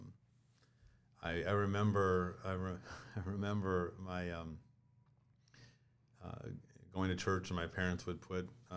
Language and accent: English; New Ulm, Minnesota, United States; I grew up in New Ulm, Minnesota, small town, youngest of 5 kids